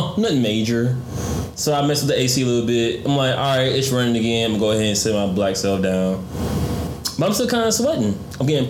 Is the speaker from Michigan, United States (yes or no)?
yes; Detroit, Michigan, United States; I'm from Detroit